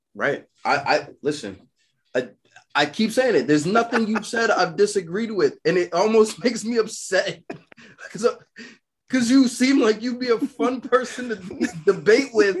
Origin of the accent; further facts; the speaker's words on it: New York City, New York, United States; I'm from Brooklyn